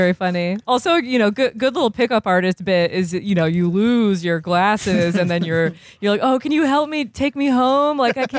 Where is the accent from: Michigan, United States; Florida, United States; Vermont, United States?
Vermont, United States; Burlington; I'm from Burlington, Vermont